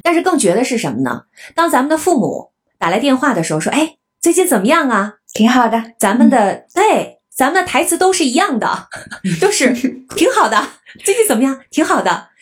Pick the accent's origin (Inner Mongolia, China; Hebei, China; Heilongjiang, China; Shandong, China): Heilongjiang, China; Harbin; moved away as an adult; also born or lived in Beijing / United States; now in Tokyo, Japan; 我是哈尔滨人，我当过北片儿，当过美片儿，当过现在是日片儿